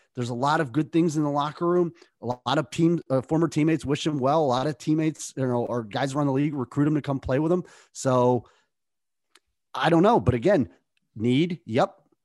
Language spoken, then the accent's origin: English; Lorain, Ohio, United States; my hometown of Lorain, Ohio.